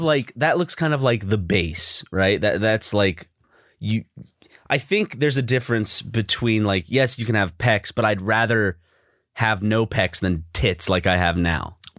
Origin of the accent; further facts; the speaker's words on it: South Carolina, United States; growing up in South Carolina